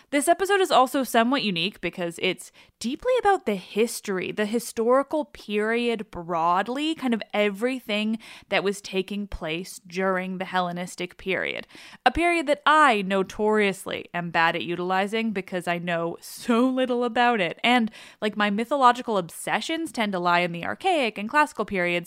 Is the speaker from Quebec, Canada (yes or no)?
yes; Quebec, Canada; I grew up in a French family, and I'm from Quebec, but like I barely speak French